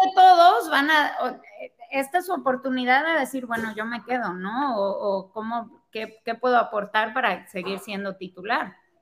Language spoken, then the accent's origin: Spanish; Guadalajara, Jalisco, Mexico; yo crecí en Guadalajara y obviamente ahí jugaba fútbol también. Este, atletismo, selección Jalisco.